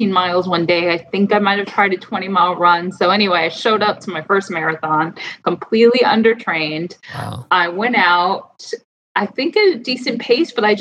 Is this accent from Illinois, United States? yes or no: no; New York, United States; also born or lived in Boston; I grew up right outside of New York City.